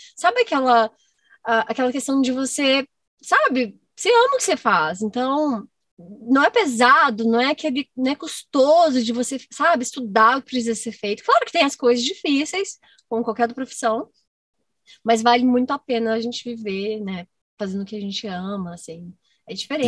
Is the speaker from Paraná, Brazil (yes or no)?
no; Goiás, Brazil; moved away as an adult; also born or lived in Minas Gerais; eu nasci em Goiás, hum. eu morava em fazenda, e eu só ia com meu pai e com a minha mãe em festa de peão, assim, na fazenda. Até os meus 18 anos